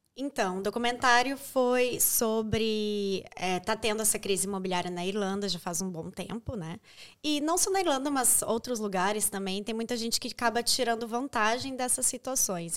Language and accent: Portuguese; Brazil; moved away as an adult; now in Ireland